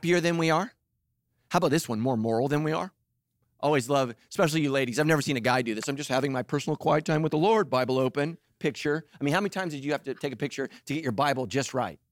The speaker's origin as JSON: {"language": "English", "town": "Sacramento", "region": "California", "country": "United States", "tie": "born or raised there", "said": "I grew up in Sacramento"}